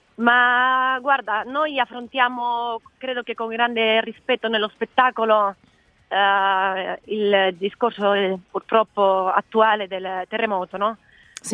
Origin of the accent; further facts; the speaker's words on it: Spain; Italian is a second language; moved away; sono spagnola